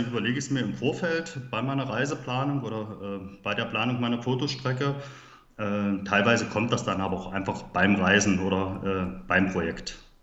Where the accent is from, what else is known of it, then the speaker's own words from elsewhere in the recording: Halle, Saxony-Anhalt, Germany; Ich komme aus Halle Saale in Sachsen-Anhalt, wie man vielleicht meiner Sprache auch anhören kann.